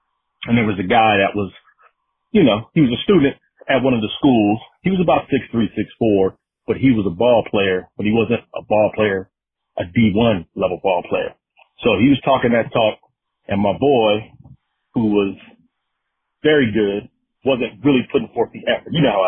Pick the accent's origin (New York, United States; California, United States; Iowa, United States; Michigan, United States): California, United States; Pomona; But I grew up in Pomona, California, and this is back in the mid-90s